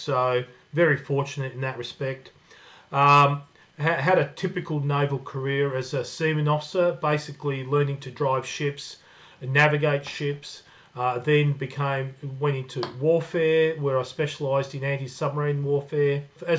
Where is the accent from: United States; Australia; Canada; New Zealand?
Australia; Melbourne, Victoria; also born or lived in Newcastle, Australia / Croatia; So we went down to Melbourne and ended up staying there in the southeastern suburbs.